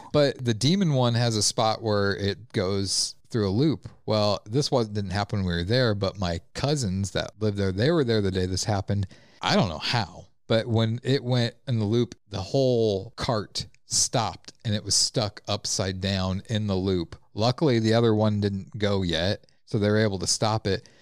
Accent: La Vista, Nebraska, United States; I grew up in La Vista. We had La Vista days

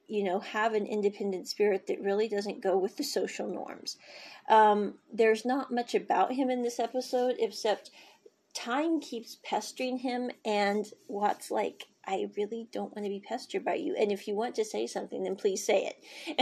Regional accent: Kansas, United States; moved away; I was born in Kansas

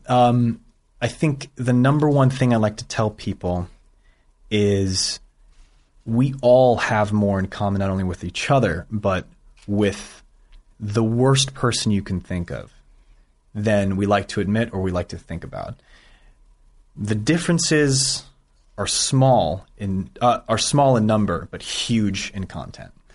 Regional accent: Bay Area, California, United States; I grew up in the Bay Area

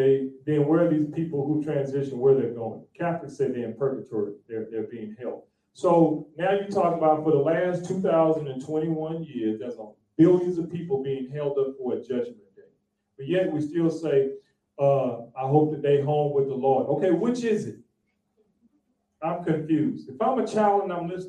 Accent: Texas, United States; I'm from Texas

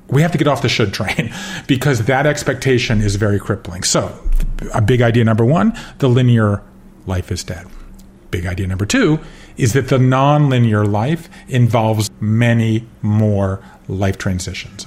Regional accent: Georgia, United States; moved away as an adult; also born or lived in Connecticut, United States / Japan; I grew up in Georgia and I left there in the uh, 80s and went to Yale

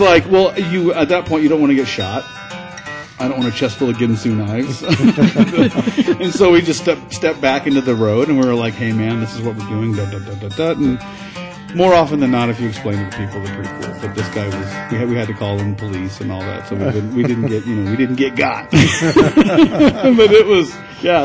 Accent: the South, United States; I'm from the South

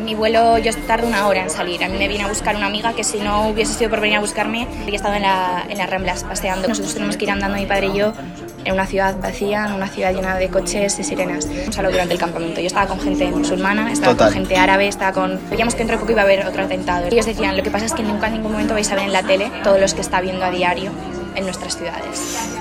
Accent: Zaragoza, Aragon, Spain; moved away as an adult; also born or lived in Logroño / Castellón / Huesca; now in Manchester, United Kingdom; nací en Zaragoza, eh, viví durante dos años en Logroño, luego estudié en Zaragoza, en Montessori, de hecho. Me mudé a Castellón cuando tenía ocho años, viví cuatro años ahí

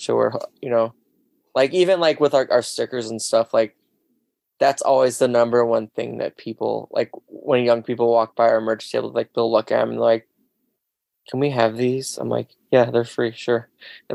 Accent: Pacific Northwest, United States; I'm from the Northwest

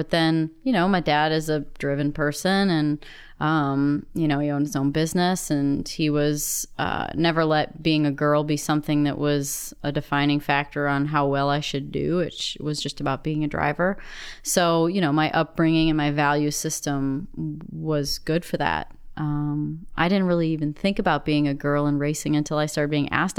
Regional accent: South Beloit, Illinois, United States; Northern Illinois, right on the border of Wisconsin. Actually, I was born in Beloit, Wisconsin, but we lived in South Beloit, Illinois. So we were right on the state line.

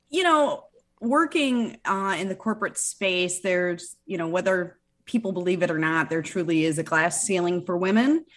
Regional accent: Michigan, United States; moved away as an adult; now in South Florida, United States; I'm originally from Michigan

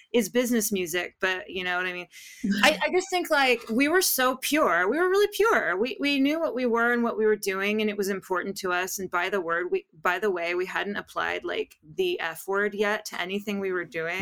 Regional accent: Los Angeles, California, United States; also born or lived in Tujunga; I'm a true Valley girl. I was born and raised in the San Fernando Valley

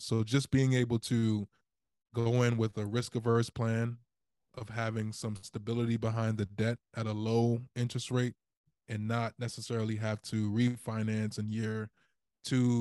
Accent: Baltimore, Maryland, United States; I am from Baltimore City

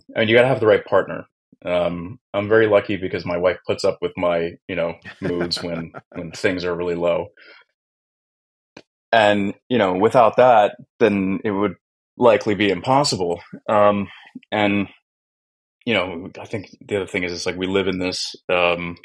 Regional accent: Philadelphia, Pennsylvania, United States; now in Warsaw, Poland; I'm from Philly

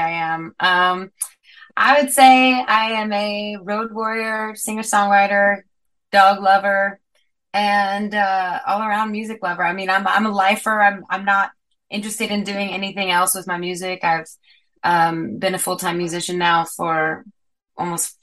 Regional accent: Las Cruces, New Mexico, United States; moved away; also born or lived in Texas; I'm from Las Cruces, New Mexico

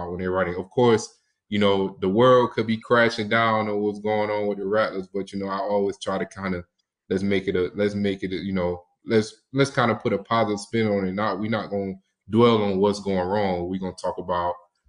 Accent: Savannah, Georgia, United States; I'm from Savannah, Georgia, so you know, we right by the sea

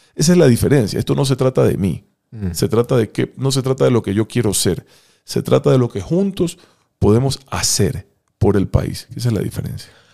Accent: Ecuador; tengo derecho a vivir en paz en mi propio país

